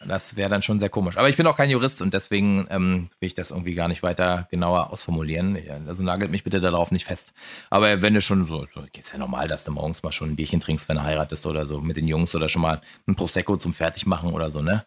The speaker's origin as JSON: {"language": "German", "country": "Germany", "said": "als Deutscher"}